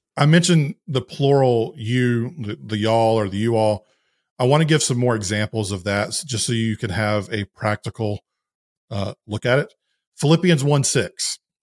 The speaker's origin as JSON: {"language": "English", "region": "the South", "country": "United States", "said": "I'm a Southerner"}